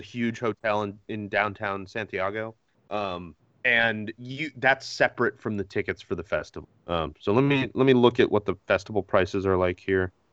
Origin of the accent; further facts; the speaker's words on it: Connecticut, United States; I grew up in Connecticut